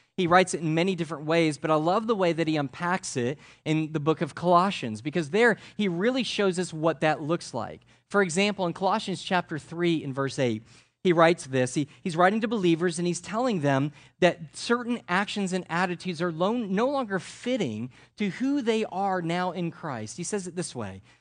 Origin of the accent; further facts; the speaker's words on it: Connecticut, United States; I'm from Connecticut